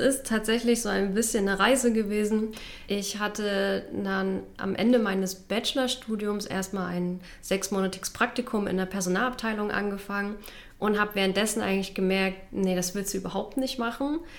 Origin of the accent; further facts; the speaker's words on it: Halle, Saxony-Anhalt, Germany; von der Uni meiner Heimatstadt. Ich, also ich komme aus Halle, wollte dort auch gerne bleiben